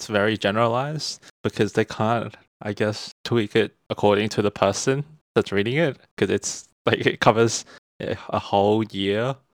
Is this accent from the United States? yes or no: no; Australia; We are two Australian-born Chinese here to talk about growing up in the West.